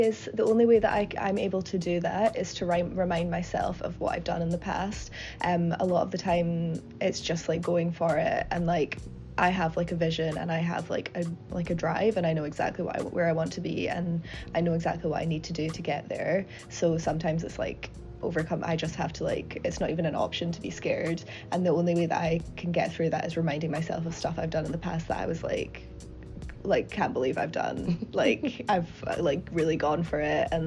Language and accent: English; United Kingdom; I'm British